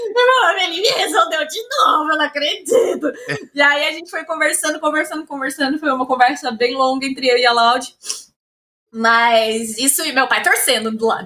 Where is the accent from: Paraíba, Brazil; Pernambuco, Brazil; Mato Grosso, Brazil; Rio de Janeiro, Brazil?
Mato Grosso, Brazil; Cuiabá; moved away; eu vim, querendo ou não, de uma cidade que não tem tanto assim. Tipo, Cuiabá